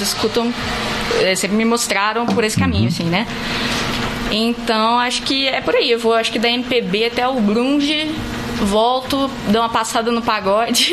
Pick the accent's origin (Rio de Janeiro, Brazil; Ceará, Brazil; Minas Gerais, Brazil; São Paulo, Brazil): Minas Gerais, Brazil; Santos Dumont; moved away as an adult; now in Brasília, Brazil; eu sou daqui de Santos Dumont mesmo